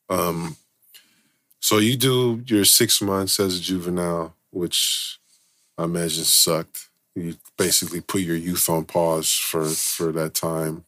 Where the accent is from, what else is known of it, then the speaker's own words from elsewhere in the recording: San Francisco, California, United States; growing up in Frisco